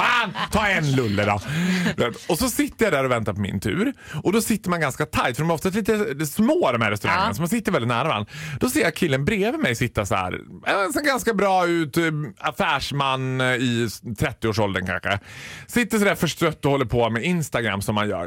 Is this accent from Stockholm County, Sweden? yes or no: no; Borlänge, Dalarna County, Sweden; Jag är född och uppvuxen i Borlänge.